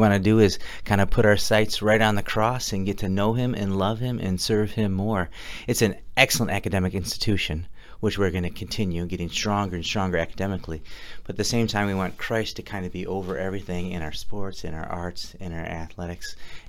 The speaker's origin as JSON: {"language": "English", "region": "Michigan", "country": "United States", "moved": "yes", "said": "I'm from Michigan."}